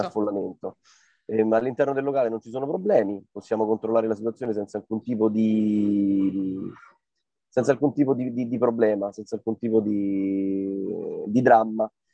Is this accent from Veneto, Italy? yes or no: no; Rome, Lazio, Italy; noi siamo di Trastevere